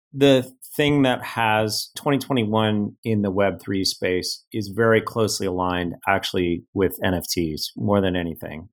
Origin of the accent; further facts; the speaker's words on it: Cleveland, Ohio, United States; moved away as an adult; also born or lived in Los Angeles / Silicon Valley; I grew up in the Midwest.